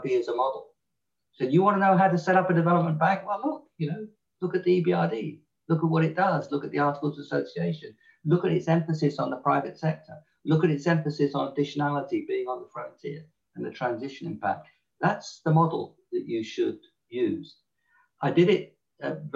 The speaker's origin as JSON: {"language": "English", "region": "England", "country": "United Kingdom", "accent": "English", "said": "my English accent"}